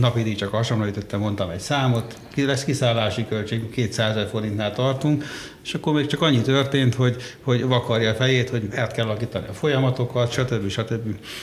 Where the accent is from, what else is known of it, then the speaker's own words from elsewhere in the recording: Székesfehérvár, Fejér, Hungary; Egyébként lelkileg én is Nyugat-Magyarországi vagyok, mert Székesfehérváron születtem